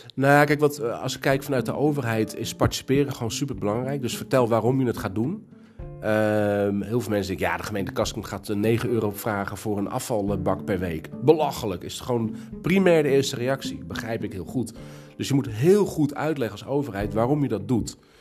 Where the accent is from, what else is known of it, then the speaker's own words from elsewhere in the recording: Castricum, North Holland, Netherlands; Ik ben niet geboren in Kastrikum. Ik ben hier komen wonen toen ik, uh, eh, denk tien was